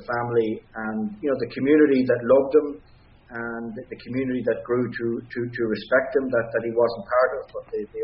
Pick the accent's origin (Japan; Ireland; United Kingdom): Ireland; we as Irish people